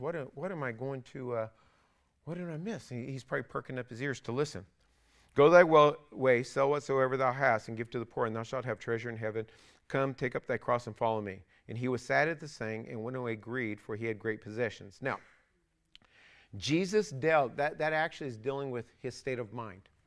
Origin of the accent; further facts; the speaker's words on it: California, United States; I was raised in California